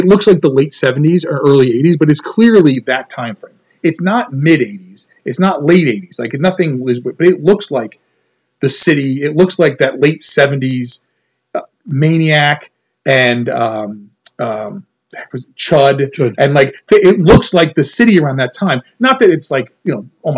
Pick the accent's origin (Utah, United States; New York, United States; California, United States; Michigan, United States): New York, United States; as a New Yorker. Again, not, I didn't grow up in the city